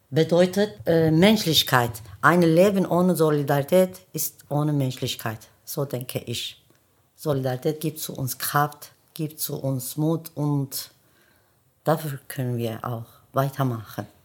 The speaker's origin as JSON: {"language": "German", "country": "Germany", "said": "wir wachsen hier, wir arbeiten hier und wir sterben hier. Das bedeutet, hier gehört zu uns auch. Ne? Wir sind ja auch Deutsche. Ja, mein äh, Hintergrund ist Kurde, aber ich bin Deutsche."}